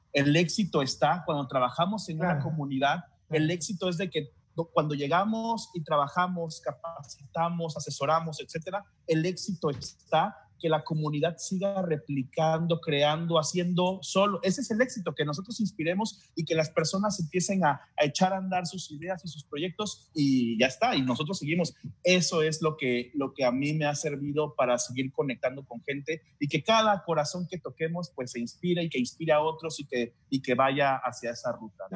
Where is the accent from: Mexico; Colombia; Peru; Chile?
Mexico; Tabasco; yo al menos que soy tabasqueño y que tengo viviendo en Tabasco muchos años